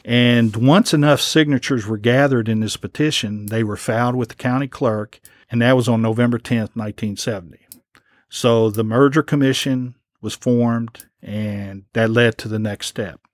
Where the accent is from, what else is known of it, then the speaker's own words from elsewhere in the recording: Lexington, Kentucky, United States; as a teenager, growing up in Lexington